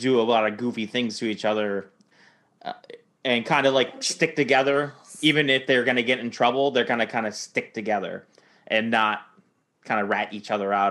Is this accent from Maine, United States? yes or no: yes; Maine, United States; Growing up in Maine, where it got very, very cold